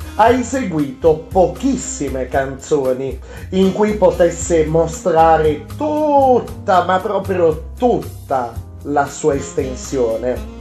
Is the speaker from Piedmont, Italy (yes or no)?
yes; Piedmont, Italy; accent: Piedmontese; also born or lived in Alessandria; sono piemontese